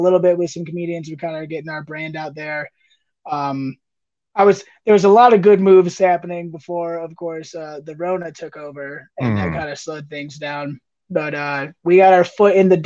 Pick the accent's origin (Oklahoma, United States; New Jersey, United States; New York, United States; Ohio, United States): Ohio, United States; between Toledo and Bowling Green; moved away as an adult; also born or lived in Michigan / Cincinnati, Ohio; now in Steamboat Springs, United States; I grew up just south of the Michigan border in Ohio, between Toledo and Bowling Green